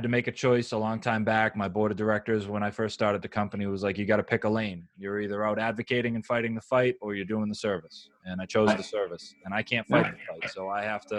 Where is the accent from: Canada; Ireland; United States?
United States; I'm an American hostage. I was born here